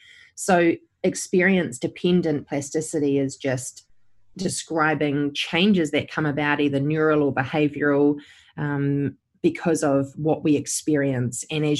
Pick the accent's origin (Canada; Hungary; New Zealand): New Zealand; I'm based in New Zealand. I did my training here. I grew up in New Zealand